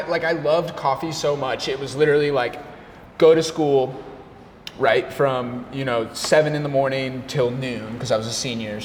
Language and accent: English; Arizona, United States; born or raised there; now in Washington, PA, United States